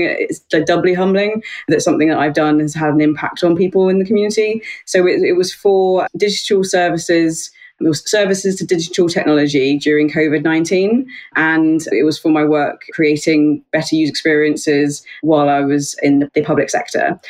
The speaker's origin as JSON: {"language": "English", "country": "New Zealand", "tie": "born or raised there", "also_born_or_lived": "Australia / Yorkshire", "moved": "yes", "lives_now": "United Kingdom", "said": "I'm over in the UK and I'm a Kiwi by birth, half Kiwi, half Aussie"}